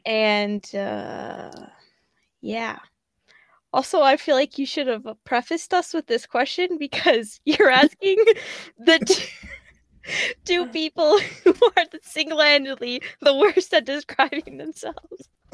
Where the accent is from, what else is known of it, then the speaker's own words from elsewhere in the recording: Chicago, Illinois, United States; I am from Illinois in the Chicago area